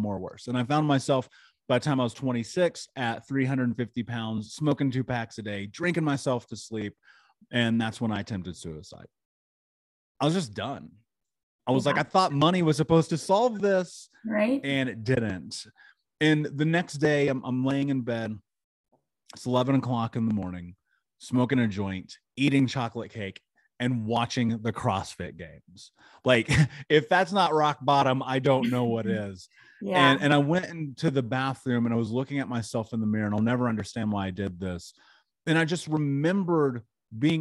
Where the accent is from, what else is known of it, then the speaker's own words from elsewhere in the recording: Indianapolis, Indiana, United States; I grew up in Indianapolis.